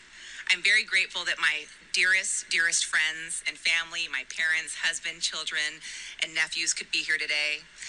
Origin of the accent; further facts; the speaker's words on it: Las Vegas, Nevada, United States; I was raised in Las Vegas